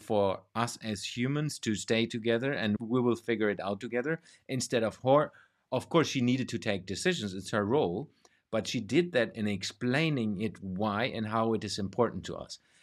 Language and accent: English; Germany; moved away; also born or lived in Denmark / Sweden; my home country, which is Germany